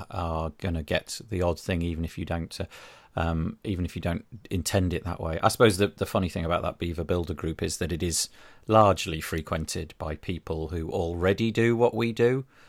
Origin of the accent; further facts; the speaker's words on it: United Kingdom; being British